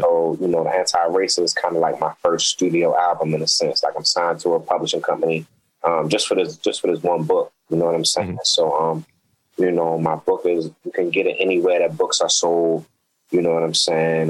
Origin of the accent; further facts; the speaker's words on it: Baltimore, Maryland, United States; growing up in Baltimore, living in Baltimore